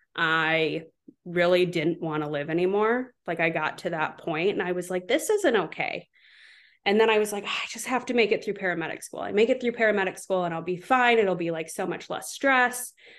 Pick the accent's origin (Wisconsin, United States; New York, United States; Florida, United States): Wisconsin, United States; Southwest; moved away as an adult; also born or lived in Seattle; now in Charleston, United States; I grew up in Southwest Wisconsin